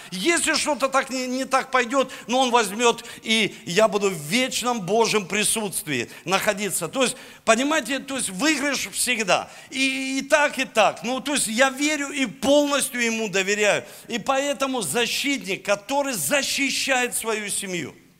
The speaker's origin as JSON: {"language": "Russian", "region": "Saint Petersburg", "country": "Russia", "tie": "born or raised there", "said": "я родился в Санкт-Петербурге"}